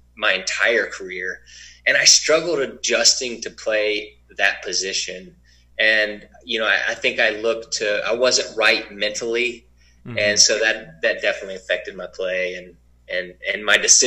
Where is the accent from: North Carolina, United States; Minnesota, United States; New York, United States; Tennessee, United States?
North Carolina, United States; Winston-Salem; moved away as an adult; also born or lived in Colorado / Chicago; growing up in Winston-Salem, a little bit of a smaller club compared to Raleigh or Charlotte